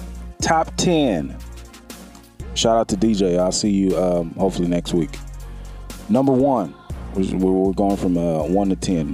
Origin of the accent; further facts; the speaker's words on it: Houston, Texas, United States; I'm from Houston